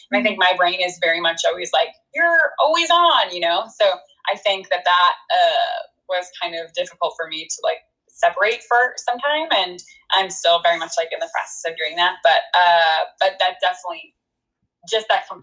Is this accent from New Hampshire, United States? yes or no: yes; New Hampshire, United States; also born or lived in New York; I was born in New York. I like grew up in New Hampshire.